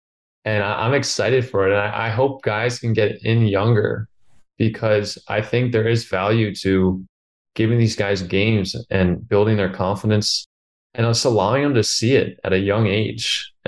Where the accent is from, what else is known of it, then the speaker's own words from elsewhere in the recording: Connecticut, United States; because I grew up obviously right outside New York.